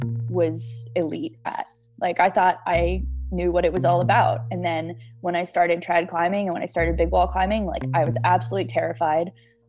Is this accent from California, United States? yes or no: no; Colorado, United States; now in Lake Tahoe, United States; I grew up in Colorado